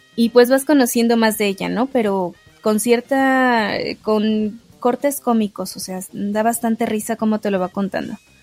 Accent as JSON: {"language": "Spanish", "country": "Mexico", "said": "yo no soy italiana, yo soy mexicana"}